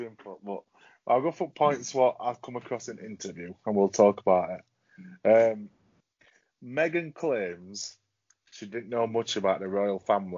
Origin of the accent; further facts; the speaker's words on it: Yorkshire and the Humber, United Kingdom; we're from Yorkshire